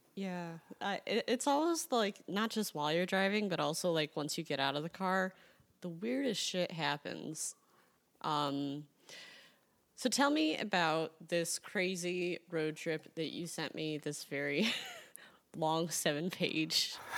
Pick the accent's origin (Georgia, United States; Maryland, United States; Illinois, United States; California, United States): Illinois, United States; Chicago; I'm from Chicago